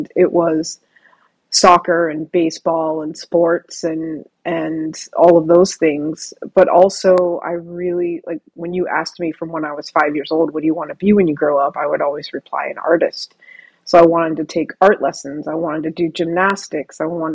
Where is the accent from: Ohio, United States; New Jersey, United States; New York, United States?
Ohio, United States; moved away; also born or lived in Vancouver; So where I am physically is in Vancouver, in the Great White North. And I am from Ohio